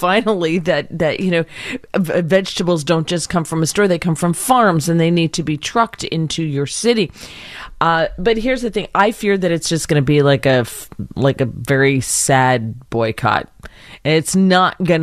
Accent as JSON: {"language": "English", "country": "United States", "tie": "born or raised there", "said": "I grew up in the New York metropolitan area."}